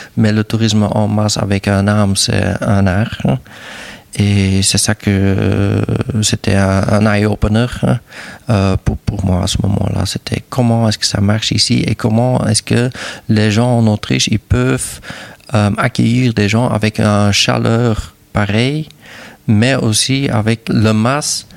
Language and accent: French; Wildert, Flanders, Belgium; French is a second language; moved away as an adult; also born or lived in Lier, Belgium; now in Saint-Hubert, Belgium; ma village où je trouve que je suis né vraiment, c'est à Wilde et c'est près de la frontière de Pays-Bas.